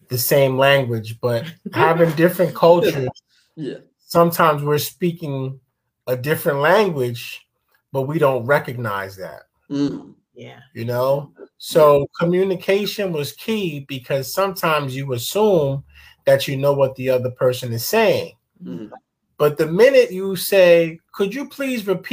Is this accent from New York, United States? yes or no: yes; New York, United States; English is a second language; also born or lived in Ghana; I was born here in the United States, in New York